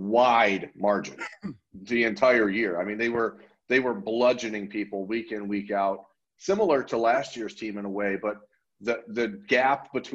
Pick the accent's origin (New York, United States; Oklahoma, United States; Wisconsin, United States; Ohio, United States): Ohio, United States; growing up in Ohio and, you know, being a fan of Ohio State my whole life